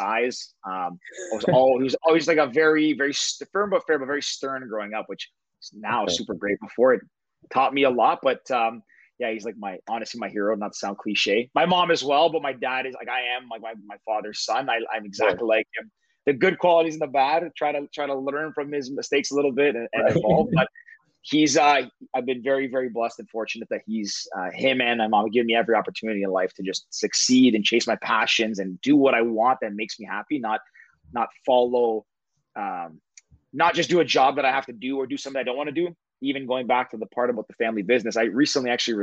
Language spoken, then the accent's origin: English; Toronto, Ontario, Canada; I'm 31-year-old from Toronto.